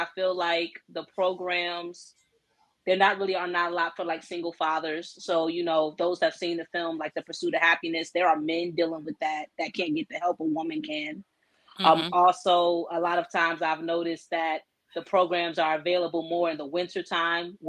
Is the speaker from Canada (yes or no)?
no; Newport News, Virginia, United States; I'm a native of Hampton Roads, Virginia, born and raised in Newport News